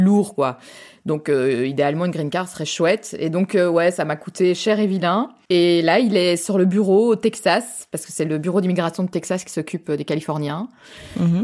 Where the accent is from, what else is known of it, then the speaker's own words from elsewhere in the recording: France; accent: French (Frenchie); now in Belgium; j'ai quand même un accent de Frenchie